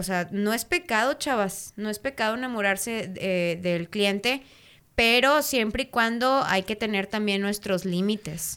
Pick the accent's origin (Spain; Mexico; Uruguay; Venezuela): Mexico; los mexicanos, ahora sí que se va a escuchar bien medio vulgar son, pero son bien chileros